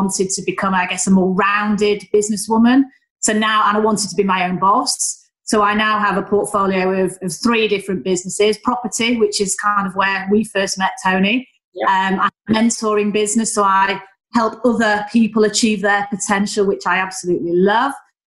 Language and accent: English; Manchester, North West England, United Kingdom; accent: Northern; also born or lived in Leeds; I am just an average working class girl from Manchester. You know, I'm the youngest of three daughters. I'm from Stretford.